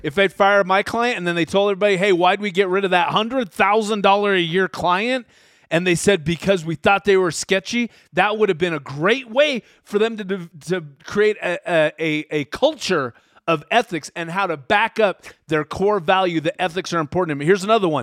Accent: Utah, United States; we're from Utah

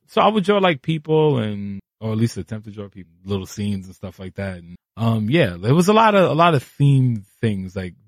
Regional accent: New York City, New York, United States; also born or lived in Brooklyn; I was born in Harlem. I was raised in East Harlem until maybe I was like 14

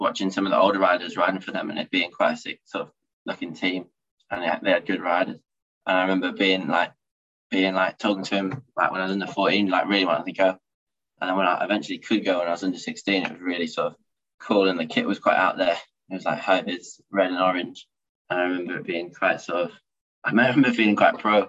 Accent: United Kingdom; as a British rider

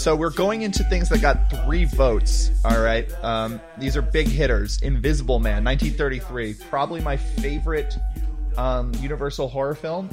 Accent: United States; as an American

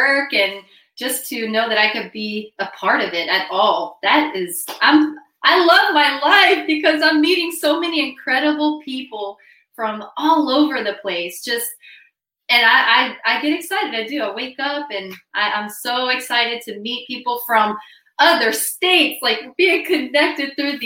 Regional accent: Brazil; moved away; I was born in the Amazon region of Brazil. My mom is from Louisiana and my dad is Brazilian. So I spent my childhood in Brazil

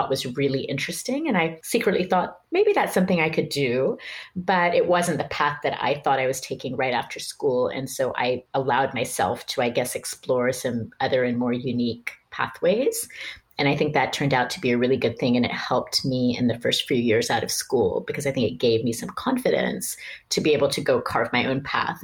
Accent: Pakistan; moved away as an adult; also born or lived in United States; I didn't end up staying in Pakistan for too many years longer

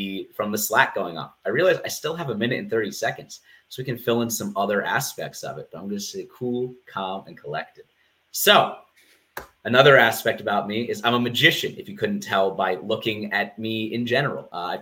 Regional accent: Rockville, Maryland, United States; I was born in Rockville, Maryland, to two wonderful parents

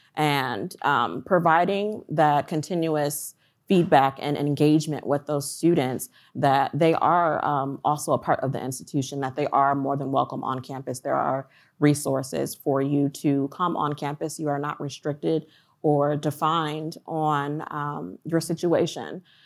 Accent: Ann Arbor, Michigan, United States; moved away as an adult; now in Columbia, Maryland, United States; I'm originally from Ann Arbor, Michigan, um, but through an acquisition of the company that I was formerly working at, uh, they had moved me to Columbia, Maryland.

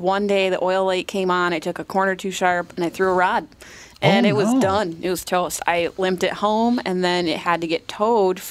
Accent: upstate New York, United States; now in Nowthen, United States; I'm from upstate New York

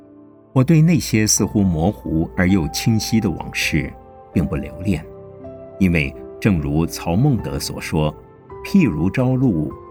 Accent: Nantong, Jiangsu, China; born there; 我的出生地是在江苏南通狼山前面的小娘港附近，据说我的祖先是从长江三角洲的崇明岛上。搬到南通去的

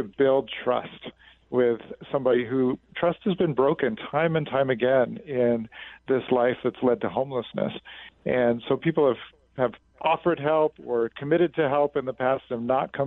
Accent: Washington, District of Columbia, United States; moved away as an adult; now in New York, United States; I'm from Washington, D.C.

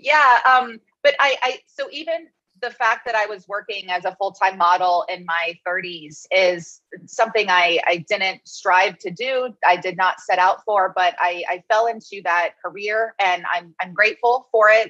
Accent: Cincinnati, Ohio, United States; moved away as an adult; also born or lived in Pennsylvania; I grew up in Cincinnati, Ohio

